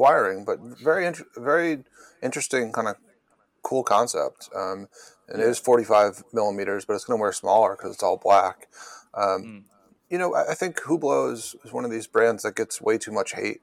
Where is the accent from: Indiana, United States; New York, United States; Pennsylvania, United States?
New York, United States; now in Massachusetts, United States; So I'm from New York originally, but I live in Massachusetts now